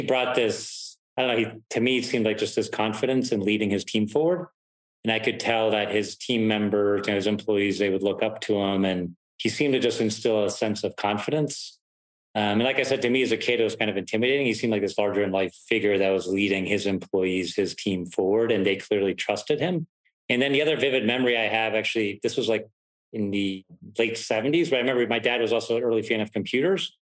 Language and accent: English; Pittsburgh, Pennsylvania, United States; also born or lived in Germany; my dad moved us to the US when I was 9 years old, moved us to Pittsburgh, Pennsylvania